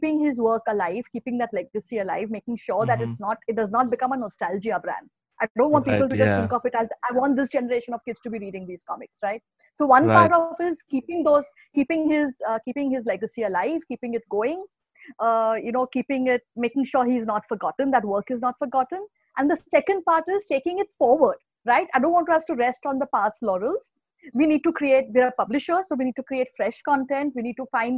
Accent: India; as Indians

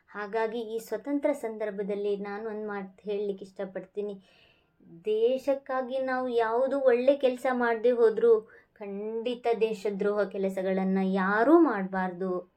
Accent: India; ನಾವೆಲ್ಲರೂ ಭಾರತೀಯರೇ

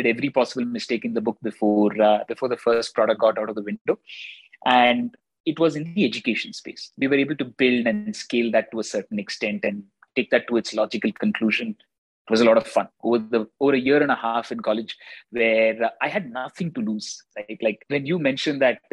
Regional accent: Bangalore, Karnataka, India; born or raised there; also born or lived in Chennai, India

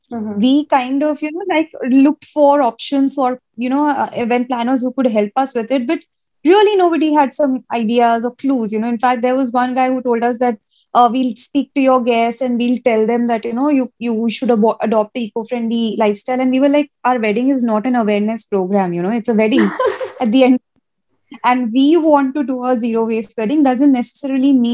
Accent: Kolkata, West Bengal, India; also born or lived in Uttar Pradesh; born and brought up in Calcutta

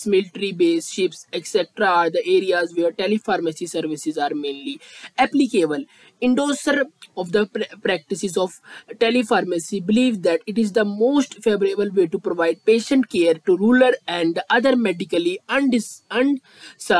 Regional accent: India; I am from India

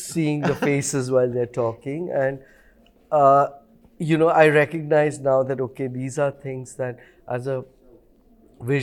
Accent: Bhutan; when I was growing up in Bhutan

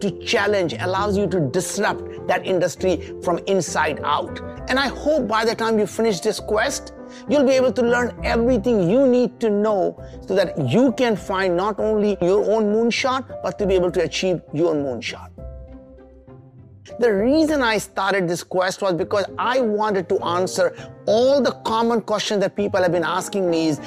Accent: India; moved away; I came from very humble beginnings. We grew up in India

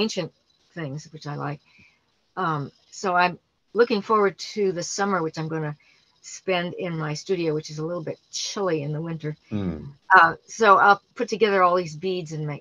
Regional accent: New York City, New York, United States; I grew up in New York City

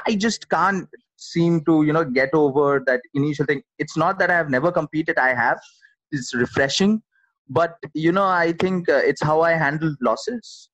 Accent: Kolkata, West Bengal, India; I'm from Calcutta

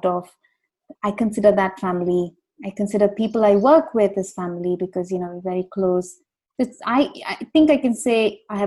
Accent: Gudalur, Tamil Nadu, India; also born or lived in Bangalore, Karnataka; I spent a big part of my childhood in a place called Gudalur. It's in Tamil Nadu, near Ooty.

